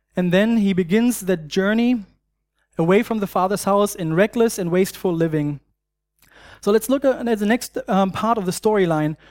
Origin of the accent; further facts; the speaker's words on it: Germany; accent: German; English is a second language; moved away; I grew up in Germany